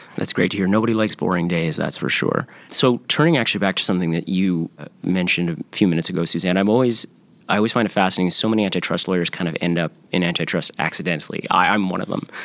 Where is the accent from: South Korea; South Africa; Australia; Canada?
Canada; As a Canadian lawyer